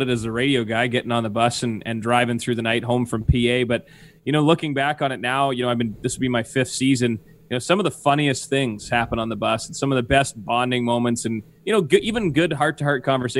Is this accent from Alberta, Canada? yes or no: no; Neepawa, Manitoba, Canada; I grew up in Neepawa, Manitoba